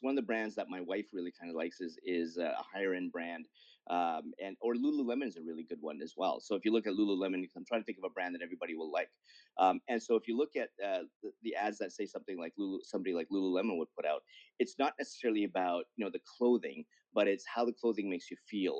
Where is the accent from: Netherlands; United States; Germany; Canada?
Canada; as a Canadian